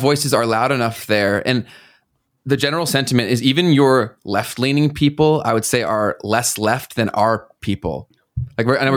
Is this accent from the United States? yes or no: no; Canada; we already pay so much in taxes in this country